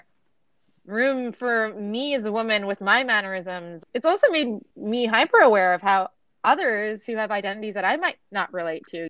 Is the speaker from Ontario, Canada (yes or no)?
yes; Toronto, Ontario, Canada; And I'm Canadian, right? So I grew up in Toronto, which is supposedly one of the most multicultural cities in the world.